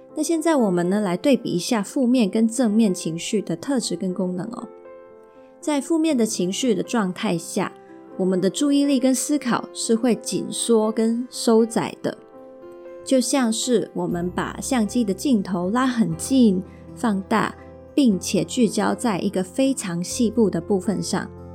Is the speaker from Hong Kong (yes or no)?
yes; Hong Kong; first language Mandarin; also born or lived in Taiwan; 我从小又是在香港这个地方生活，还有受教育